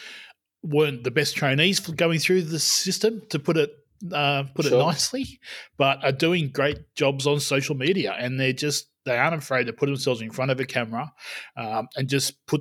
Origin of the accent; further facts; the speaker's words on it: Australia; we don't sell ourselves as Australian coaches very well